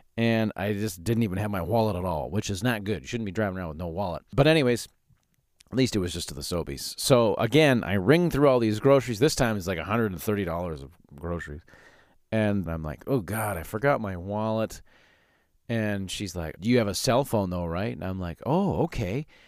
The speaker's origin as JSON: {"language": "English", "town": "Calgary", "region": "Alberta", "country": "Canada", "tie": "born or raised there", "moved": "yes", "lives_now": "Saskatchewan, Canada", "said": "I grew up in Calgary"}